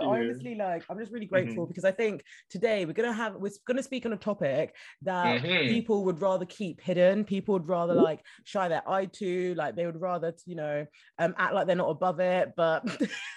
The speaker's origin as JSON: {"language": "English", "region": "Scotland", "country": "United Kingdom", "accent": "Scottish", "said": "my full Scottish accent"}